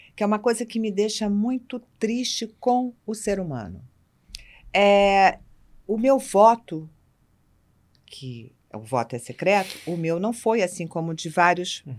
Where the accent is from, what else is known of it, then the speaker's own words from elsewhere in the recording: Rio de Janeiro, Brazil; eu, como carioca